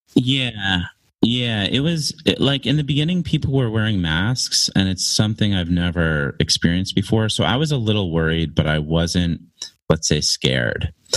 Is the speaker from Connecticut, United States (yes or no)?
yes; Connecticut, United States; moved away as an adult; now in China; I'm an American. I'm an, a native of Connecticut in the US.